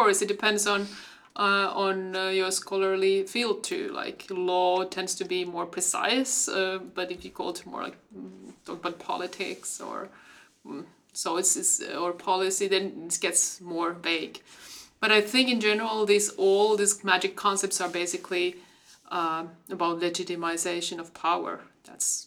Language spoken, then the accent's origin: English; Finland; I come from Finland